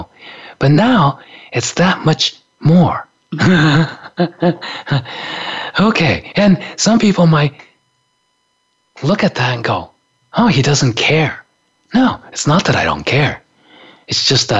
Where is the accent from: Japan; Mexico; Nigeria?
Japan; moved away as an adult; also born or lived in San Francisco; growing up in Japan in the 50s and 60s